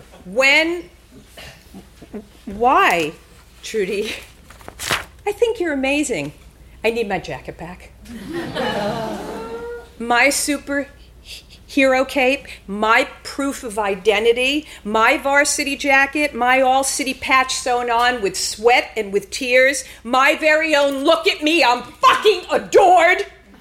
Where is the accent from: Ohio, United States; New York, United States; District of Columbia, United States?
New York, United States; Lawrence; He was from Rockaway, Queens, and I was from Lawrence, which was the five towns.